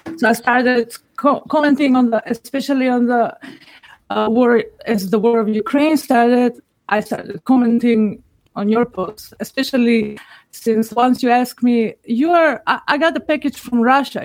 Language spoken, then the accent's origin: English; North Macedonia; I'm from Macedonia